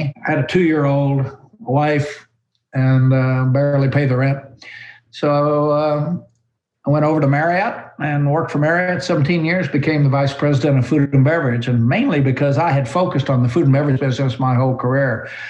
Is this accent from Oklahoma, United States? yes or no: yes; Oklahoma, United States; I grew up in Oklahoma on a farm.